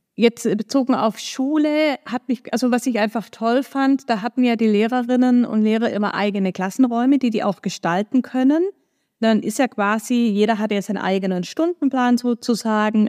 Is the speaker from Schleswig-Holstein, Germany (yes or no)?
no; Stuttgart, Baden-Württemberg, Germany; moved away as an adult; also born or lived in Ulm / United States; now in Hamburg, Germany; Geboren bin ich in Stuttgart, wie man mir vielleicht auch anhört. Also aus Baden-Württemberg komme ich, bin da auch aufgewachsen